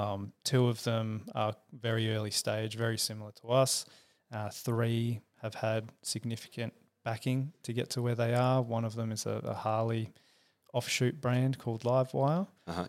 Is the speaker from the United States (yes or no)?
no; Perth, Western Australia, Australia; also born or lived in Sydney; now in Melbourne, Australia; So long story short, born in Sydney, raised in Perth.